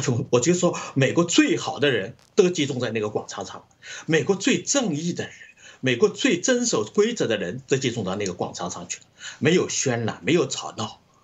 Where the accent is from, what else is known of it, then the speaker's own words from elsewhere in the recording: China; moved away; 我们来自中国、经历过共产党的这种迫害